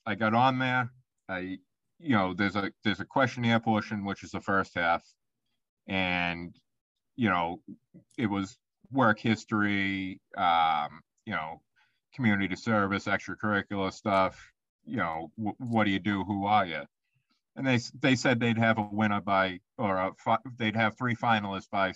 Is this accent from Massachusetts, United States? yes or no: yes; Boston, Massachusetts, United States; accent: Boston; my nice Boston accent